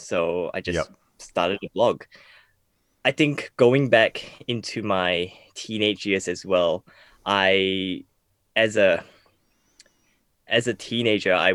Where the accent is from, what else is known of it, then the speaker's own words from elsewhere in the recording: Malaysia; I grew up in Malaysia